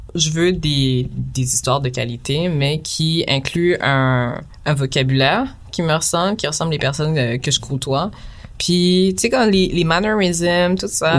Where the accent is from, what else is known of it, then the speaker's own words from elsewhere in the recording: Quebec, Canada; mes parents sont haïtiens, mm. mais je suis née ici